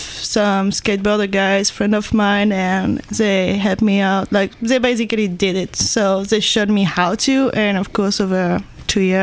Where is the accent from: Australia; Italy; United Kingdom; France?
France; moved away as an adult; also born or lived in Georgia, United States; now in Santa Cruz, United States; I grew up in France